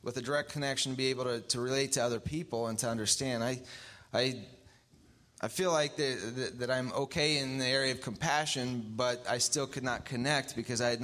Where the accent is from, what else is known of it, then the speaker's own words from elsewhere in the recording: Philippines; now in Bloomington; I grew up in the Philippines